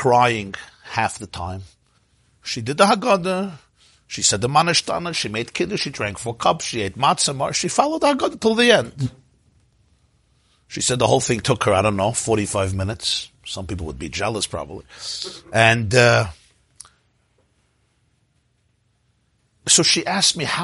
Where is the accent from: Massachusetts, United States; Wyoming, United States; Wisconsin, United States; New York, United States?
New York, United States; New York City; I grew up in the Crown Heights section of Brooklyn